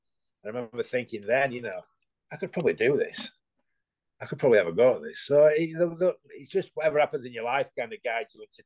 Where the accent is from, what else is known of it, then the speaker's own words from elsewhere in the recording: England, United Kingdom; because I come from England, you automatically get this image